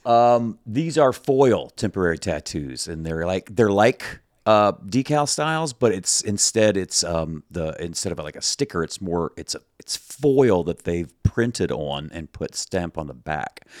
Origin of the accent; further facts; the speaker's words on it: the South, United States; I'm from the South. We say decal.